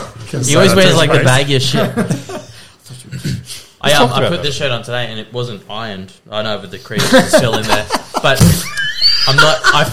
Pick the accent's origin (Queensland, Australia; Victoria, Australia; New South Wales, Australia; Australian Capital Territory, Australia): Queensland, Australia; Logan; moved away as an adult; now in Nambour, Australia; we're from Logan.